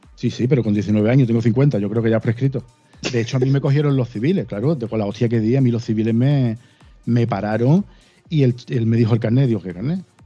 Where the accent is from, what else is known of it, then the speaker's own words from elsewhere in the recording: Málaga, Andalusia, Spain; Yo nací en Málaga. Me he criado en Málaga eh, y aquí me quedo